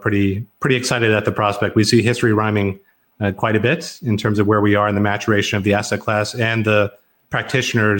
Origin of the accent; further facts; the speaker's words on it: Garland, Texas, United States; moved away as an adult; also born or lived in Tokyo / Hong Kong / Southlake, Texas; I'm here in Southlake, Texas. I grew up in Garland, Texas, which is relatively nearby.